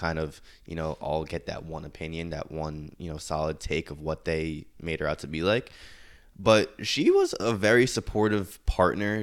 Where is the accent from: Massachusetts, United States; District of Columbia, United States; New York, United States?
New York, United States; as a New Yorker